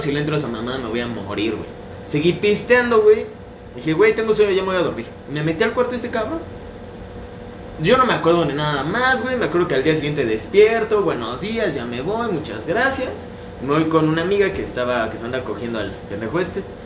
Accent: Mexico; yo soy de Cuapa, toda mi vida estoy en Cuapa, soy súper cuapeño

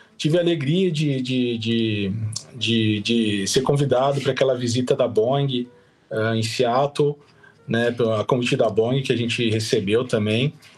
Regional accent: Caxias do Sul, Rio Grande do Sul, Brazil; sou de Caxias do Sul, do Rio Grande do Sul

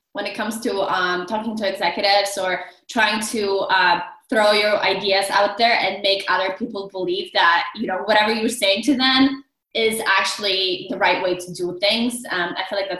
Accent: Poland; English is a second language; moved away; I have an accent. I'm originally from Poland

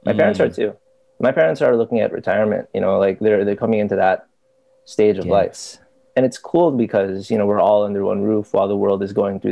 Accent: Philippines; also born or lived in United States; I was born in the States. And stayed there till I was like 6. Uh-huh. Came over to the Philippines. Went to school.

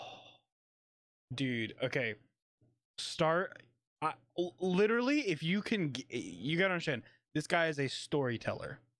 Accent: Kentucky, United States; I'm from Kentucky. I don't really talk probably the way I should in a lot of situations. I say y'all a lot

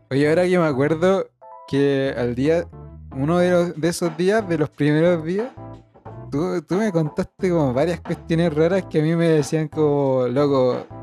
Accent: Basque Country, Spain; y soy vasco.

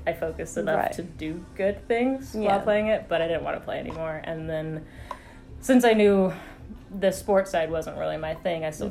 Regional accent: Los Angeles, California, United States; moved away as an adult; also born or lived in Utah; now in St. Louis, United States; I grew up in Los Angeles

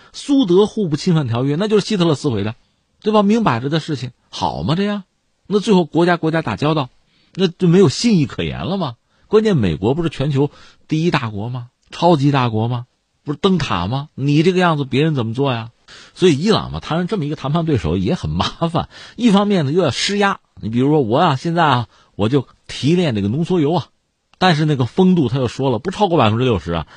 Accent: China; 我们中国人

